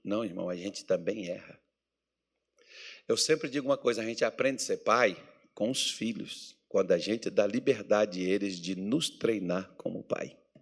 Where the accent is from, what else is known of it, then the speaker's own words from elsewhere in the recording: Minas Gerais, Brazil; moved away; quando eu era criança, lá em Minas Gerais